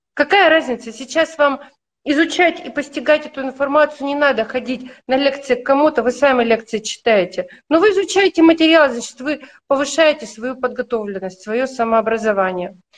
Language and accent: Russian; Yekaterinburg, Sverdlovsk Oblast, Russia; я из Екатеринбурга, у нас вот тогда это был очень мощный вуз